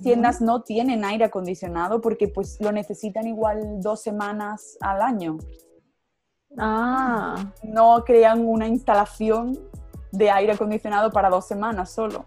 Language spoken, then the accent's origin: Spanish; Córdoba, Andalusia, Spain; moved away as an adult; now in Munich, Germany; yo soy de España, soy del sur, soy de Andalucía, em, de Córdoba concretamente